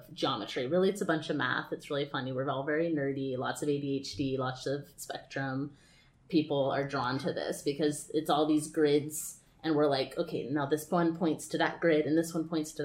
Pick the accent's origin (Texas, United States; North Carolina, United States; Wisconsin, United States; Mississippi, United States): Texas, United States; Austin; moved away as an adult; now in California, United States; I grew up in Texas, and I never thought that I would be living in California performing on stages in Hollywood for a living